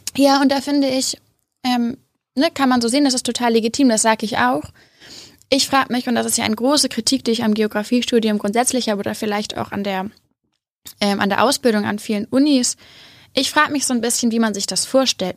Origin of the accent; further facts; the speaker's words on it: Hamburg, Germany; also born or lived in Göttingen; Ich komme aus Hamburg.